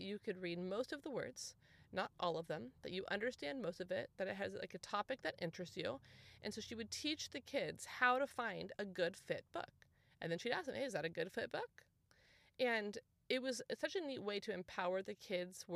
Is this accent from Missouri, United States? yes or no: no; San Clemente, California, United States; also born or lived in Dana Point; we moved home to our hometown. So, I mean, you guys, our move was like 10 minutes, okay? But we moved from Dana Point to San Clemente. So I moved back to like where I went to high school and junior high and elementary school